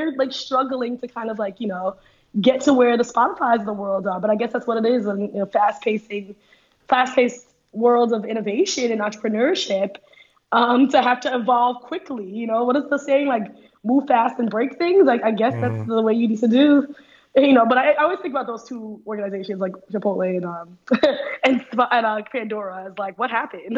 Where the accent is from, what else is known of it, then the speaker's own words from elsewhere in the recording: Trinidad & Tobago; born there; because soca is a song of genre of my culture. I was born in Trinidad